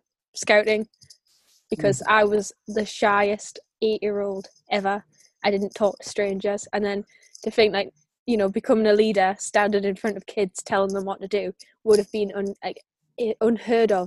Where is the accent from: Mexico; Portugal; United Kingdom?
United Kingdom; the Northeast, North East England; I'm from the Northeast